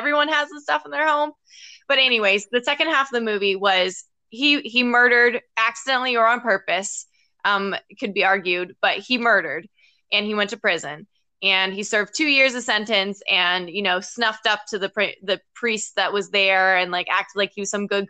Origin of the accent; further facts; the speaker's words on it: United States; as an American